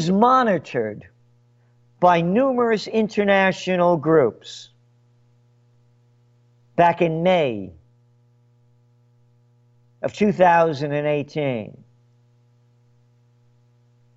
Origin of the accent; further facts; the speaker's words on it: United States; As an American